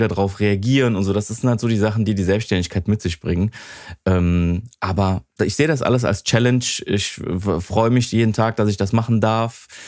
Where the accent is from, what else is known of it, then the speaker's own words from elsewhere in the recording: Wesseling, North Rhine-Westphalia, Germany; Wesseling, Godorf, so das ist genau da, wo ich aufgewachsen bin